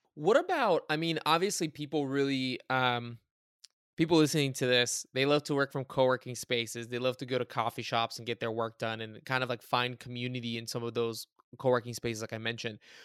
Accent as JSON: {"language": "English", "town": "Cincinnati", "region": "Ohio", "country": "United States", "said": "I'm from Cincinnati"}